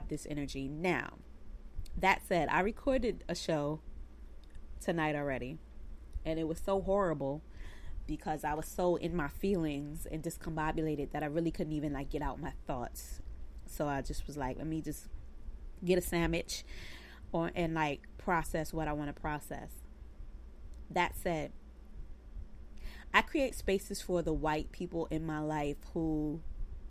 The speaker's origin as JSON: {"language": "English", "town": "New York City", "region": "New York", "country": "United States", "tie": "born or raised there", "said": "I grew up in Bed-Stuy, Brooklyn."}